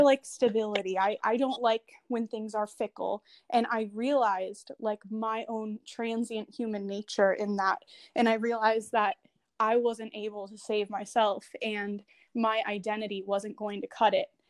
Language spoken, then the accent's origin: English; Chicago, Illinois, United States; also born or lived in San Jose, California / Nevada; now in Washington, D.C., United States; I am originally from Chicago, but I moved around a little bit